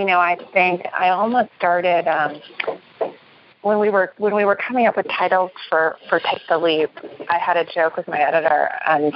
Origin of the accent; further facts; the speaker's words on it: New York City, New York, United States; I'm from New York City